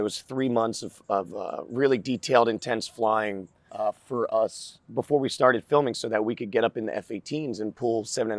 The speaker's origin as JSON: {"language": "English", "region": "Florida", "country": "United States", "tie": "born or raised there", "also_born_or_lived": "South Jersey", "said": "I grew up in Florida. I was in the Northeast, in South Jersey, till I was about 12, and then I moved down to Florida. Grew up 4 hours north of here, a little place called Citrus County."}